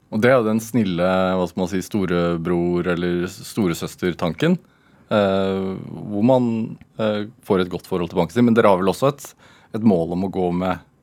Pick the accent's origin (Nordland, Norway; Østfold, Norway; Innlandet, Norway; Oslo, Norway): Østfold, Norway; Sarpsborg; jeg vokste opp i Sarpsborg